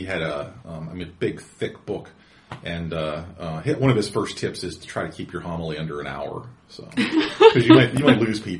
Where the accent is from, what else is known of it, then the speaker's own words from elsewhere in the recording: United States; I'm an American.